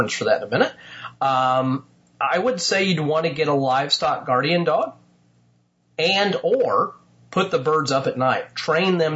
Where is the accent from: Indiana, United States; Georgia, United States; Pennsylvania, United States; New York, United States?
Indiana, United States; my home state of Indiana